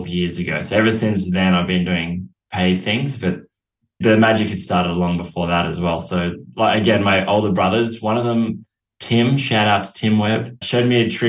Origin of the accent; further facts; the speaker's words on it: Australia; I was from Australia